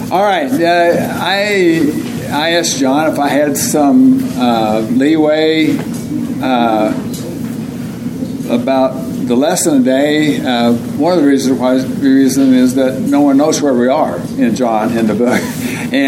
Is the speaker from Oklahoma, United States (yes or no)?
yes; Oklahoma, United States; now in Tucson, United States; I'm from Oklahoma.